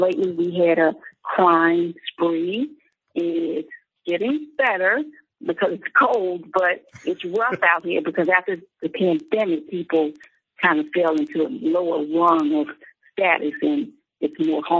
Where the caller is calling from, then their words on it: Chicago, Illinois, United States; I'm calling from Chicago.